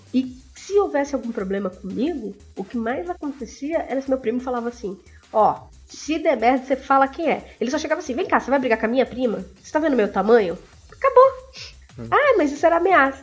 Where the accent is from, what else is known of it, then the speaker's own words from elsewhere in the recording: coast of São Paulo, Brazil; eu sou do litoral de São Paulo